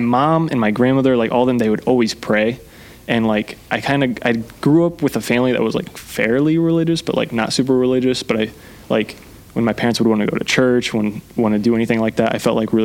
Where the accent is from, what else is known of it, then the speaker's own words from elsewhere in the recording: Columbia City, Indiana, United States; Whole life. Born here. Grew up here